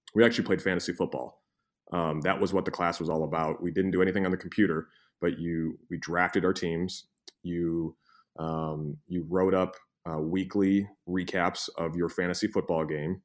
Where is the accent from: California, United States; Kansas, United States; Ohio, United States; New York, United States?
Ohio, United States; Cleveland; I'm from Cleveland